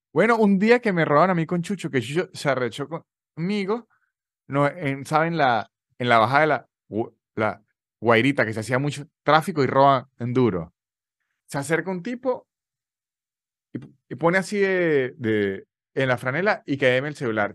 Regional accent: San Cristóbal, Táchira, Venezuela; now in Argentina; Y yo soy muy de los Andes.

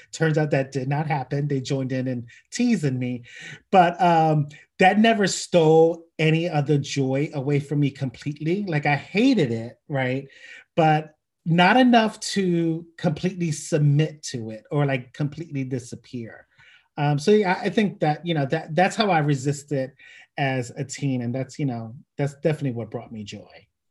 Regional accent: Philadelphia, Pennsylvania, United States; born and raised in Philadelphia

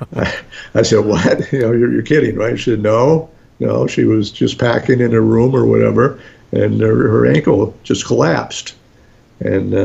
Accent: New Jersey, United States; we're both from New Jersey

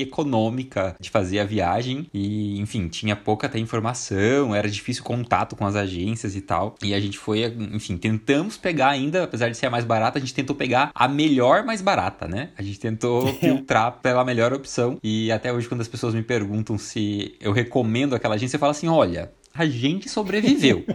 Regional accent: Curitiba, Paraná, Brazil; eu sou de Curitiba

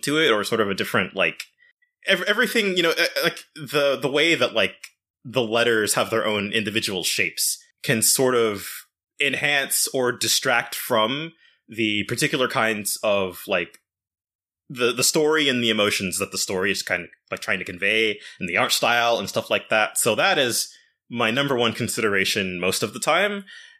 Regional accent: Japan; English is a second language; I'm from Japan

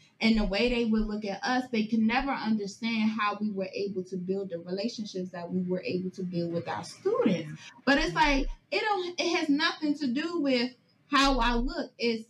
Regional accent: Maryland, United States; born and raised in Prince George's County, Maryland. I said, I'm not from the hood

